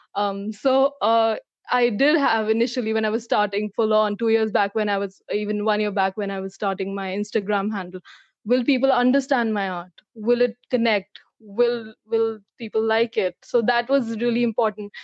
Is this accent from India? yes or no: yes; New Delhi, Delhi, India; moved away as an adult; now in Mississauga, Canada; I've been uh, born and brought up in New Delhi, India. So I'm from India.